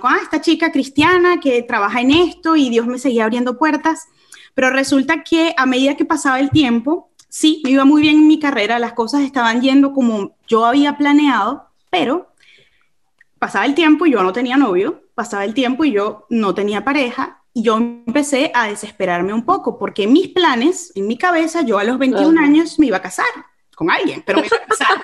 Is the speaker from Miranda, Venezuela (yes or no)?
no; Caracas, Capital District, Venezuela; accent: caraqueño; moved away as an adult; also born or lived in England; yo nunca quiero perder mi caraqueño, yo soy de Caracas. Eh, yo nací, y crecí en Caracas